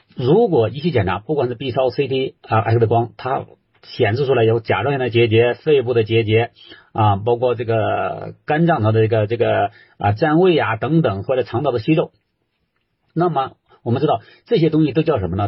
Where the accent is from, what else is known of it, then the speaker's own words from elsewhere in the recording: China; 我们中国人